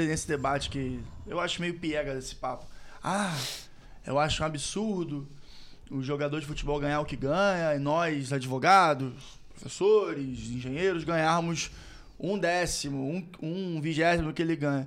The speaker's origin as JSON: {"language": "Portuguese", "region": "Rio de Janeiro", "country": "Brazil", "accent": "Carioca", "said": "somos cariocas, como vocês podem observar pelo nosso sotaque."}